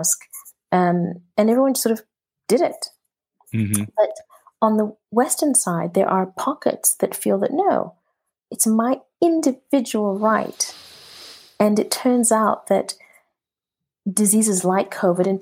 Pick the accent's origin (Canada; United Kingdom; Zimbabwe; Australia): Zimbabwe; moved away as an adult; I grew up in Rhodesia. I grew up in a very racist country.